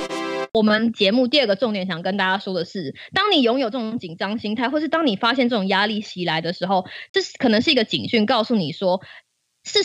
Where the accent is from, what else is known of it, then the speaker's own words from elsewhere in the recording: Taiwan; 我们都是台湾人，我们从小到大，每每一次都被耳提面命的一件事情，就是中国要打过来了。